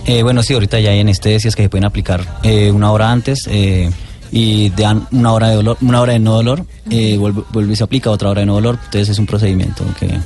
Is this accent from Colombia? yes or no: yes; Colombia; nací en Colombia, amo a Colombia.